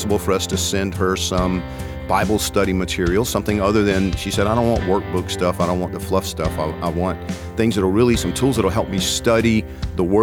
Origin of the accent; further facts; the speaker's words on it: Georgia, United States; I'm from Georgia